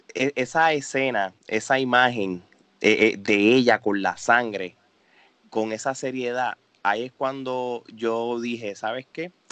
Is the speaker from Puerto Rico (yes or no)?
yes; Puerto Rico; como somos boricuas